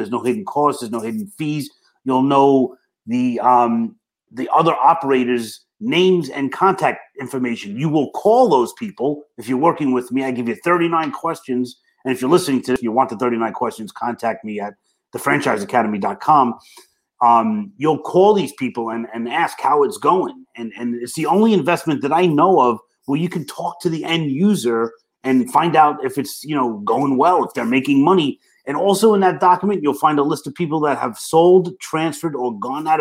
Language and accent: English; New York City, New York, United States; accent: Brooklyn; I got my Brooklyn accent going on